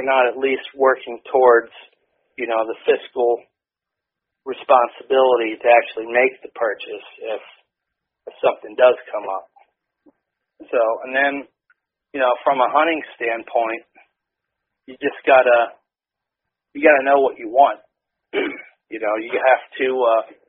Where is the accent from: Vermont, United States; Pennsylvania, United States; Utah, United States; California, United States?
Pennsylvania, United States; Williamsport; I grew up not far from here. You know, I was a Williamsport native most of my life